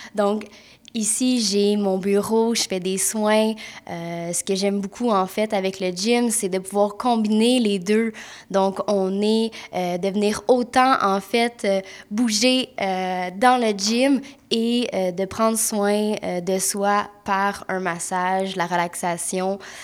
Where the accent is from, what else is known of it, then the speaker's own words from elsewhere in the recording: Mont-Tremblant, Quebec, Canada; je viens de Mont-Tremblant, puis je suis massothérapeute